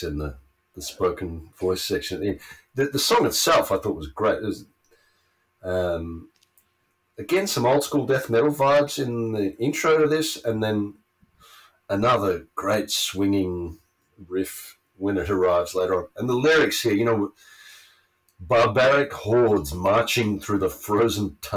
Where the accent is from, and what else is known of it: Australia; born or raised there